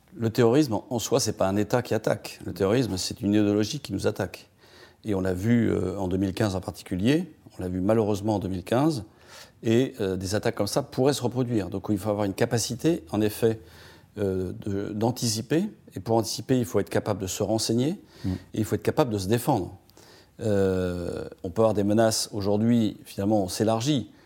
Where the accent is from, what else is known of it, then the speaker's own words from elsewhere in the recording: France; on est des Gaulois euh, râleurs